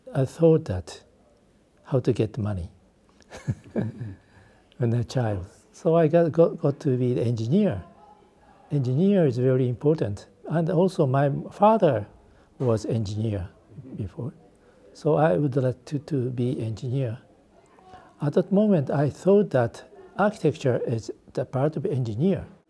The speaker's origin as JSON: {"language": "English", "country": "Japan", "tie": "born or raised there", "also_born_or_lived": "Beijing, China", "second_language": "English", "said": "I was born in Beijing, the, the Japan's colonialism. I was uh, three years old. I came back from China to Japan"}